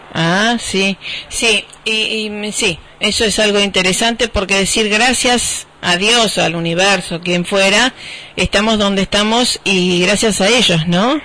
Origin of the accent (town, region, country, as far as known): Rosario, Santa Fe, Argentina; born or raised there